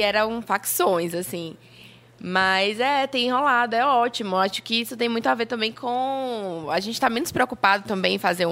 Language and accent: Portuguese; Paraíba, Brazil; moved away as an adult; also born or lived in Campina Grande / João Pessoa; now in Salvador, Brazil; eu sou paraibana, moro, uhum. nasci em Campina Grande, mas fui morar adolescente em João Pessoa